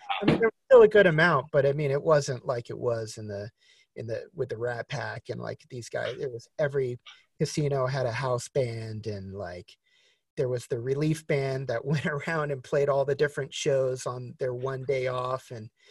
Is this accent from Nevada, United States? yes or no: yes; Las Vegas, Nevada, United States; growing up in Vegas